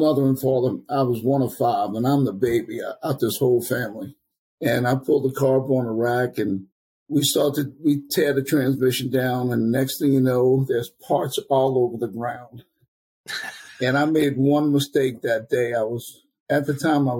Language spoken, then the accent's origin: English; New Orleans, Louisiana, United States; I was born and raised in New Orleans